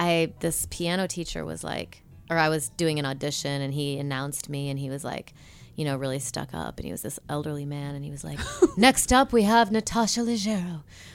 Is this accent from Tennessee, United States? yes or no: no; Rockford, Illinois, United States; also born or lived in New York; now in Los Angeles, United States; I'm from Rockford, Illinois